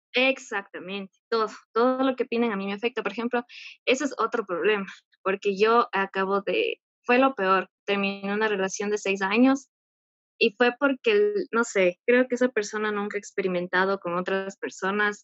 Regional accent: Ecuador; soy de Ecuador.

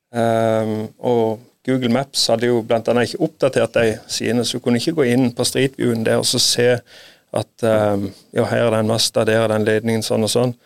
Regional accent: Sirdal, Agder, Norway; Jeg er fra Sirdal

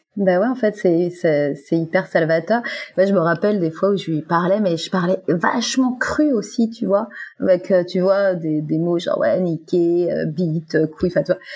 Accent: Guadeloupe; moved away as an adult; now in Fréjus, France; je viens de Guadeloupe. Voilà, et ça fait à peu près six ans maintenant que j'habite à Fréjus dans, dans, le sud de la France

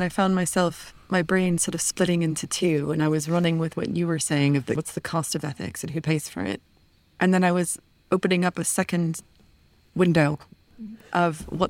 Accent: United States; moved away; But growing up in the United States and then moving outside of the United States, I was always very aware of the cost of the U.S. defense budget

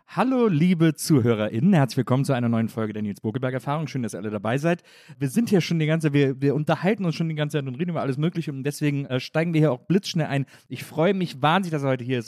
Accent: Wesseling, North Rhine-Westphalia, Germany; ich komme eigentlich aus Wesseling zwischen Köln und Bonn

